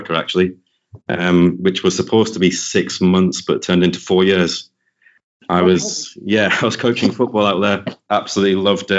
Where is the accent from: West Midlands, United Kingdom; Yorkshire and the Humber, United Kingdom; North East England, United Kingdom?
North East England, United Kingdom; Sunderland; now in London, United Kingdom; Born and raised in Sunderland.